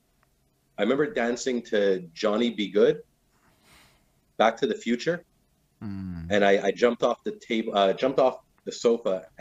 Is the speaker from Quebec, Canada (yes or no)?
yes; Dollard-des-Ormeaux, Quebec, Canada; West Island.